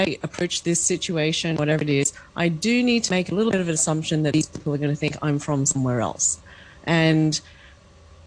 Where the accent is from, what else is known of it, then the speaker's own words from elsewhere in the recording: Australia; I grew up in Australia. I was first generation. I was born there